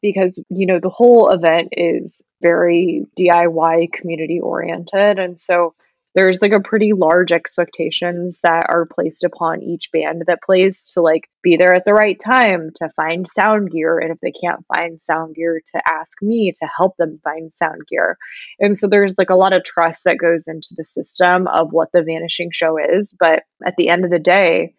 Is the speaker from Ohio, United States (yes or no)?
no; Omaha, Nebraska, United States; moved away; I grew up in Omaha